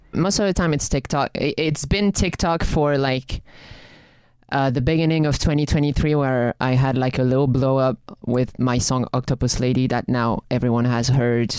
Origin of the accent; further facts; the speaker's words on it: France; accent: French; It was with my French accent